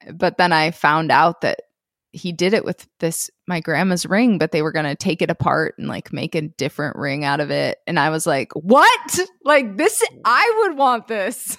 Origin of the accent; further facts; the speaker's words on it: Minnesota, United States; I grew up in Minnesota.